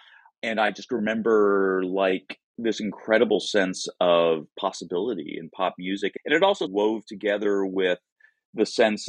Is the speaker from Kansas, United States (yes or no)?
no; Seattle, Washington, United States; I grew up here in Seattle, and so my musical memories go back to about like the mid 60s or so, when I was really little, 3 years old or so.